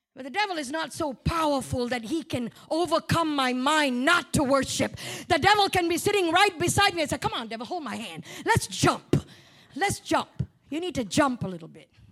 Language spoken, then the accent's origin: English; Malaysia; accent: Malaysian; moved away; I talk about Malaysia, I revert back to my Malaysian accent